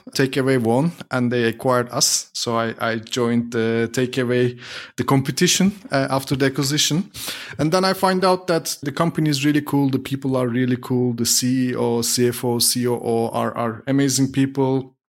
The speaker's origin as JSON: {"language": "English", "country": "Turkey", "tie": "born or raised there", "moved": "as an adult", "lives_now": "Berlin, Germany", "said": "I'm originally from Turkey, was born and raised in Turkey, moved to Germany seven years ago."}